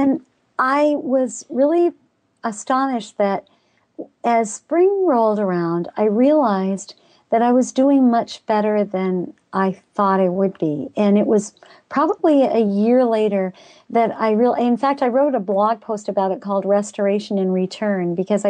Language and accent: English; Pakistan; People don't realize I grew up in Pakistan.